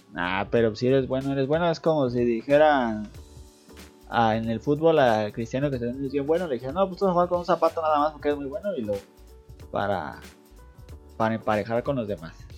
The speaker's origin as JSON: {"language": "Spanish", "country": "Mexico", "said": "soy de México"}